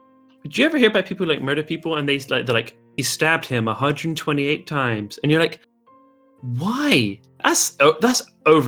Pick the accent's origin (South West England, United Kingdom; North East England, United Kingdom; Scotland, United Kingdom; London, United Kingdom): South West England, United Kingdom; Bristol; I'm from Bristol.